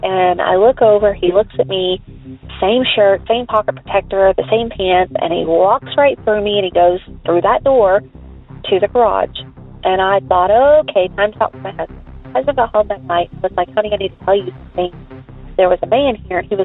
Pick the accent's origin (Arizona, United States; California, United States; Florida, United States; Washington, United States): California, United States; Long Beach; moved away; I was from Long Beach, California